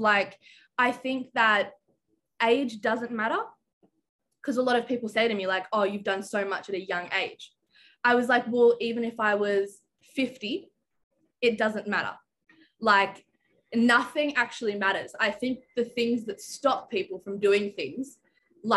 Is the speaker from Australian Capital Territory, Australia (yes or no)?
yes; Canberra, Australian Capital Territory, Australia; I'm from Canberra, Australia